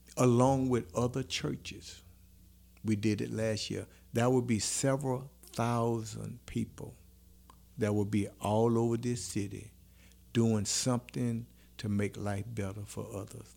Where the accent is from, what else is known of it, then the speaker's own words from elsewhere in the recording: New Roads, Louisiana, United States; boys from New Roads